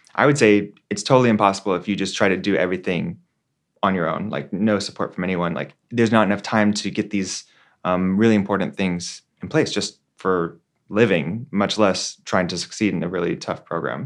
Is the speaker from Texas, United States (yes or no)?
yes; Texas, United States; now in San Francisco, United States; my home state, right, in Texas